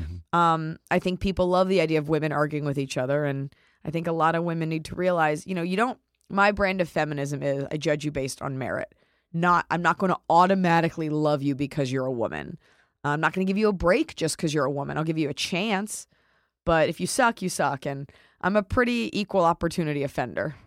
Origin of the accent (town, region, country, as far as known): Dallas, Texas, United States